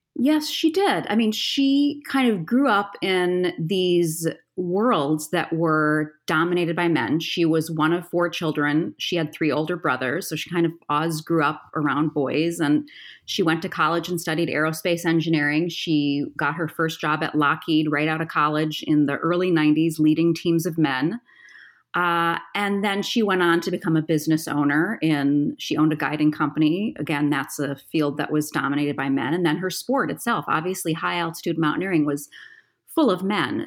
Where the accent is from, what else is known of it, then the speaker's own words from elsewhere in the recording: Appleton, Wisconsin, United States; moved away; also born or lived in Colorado; I'm from Appleton, Wisconsin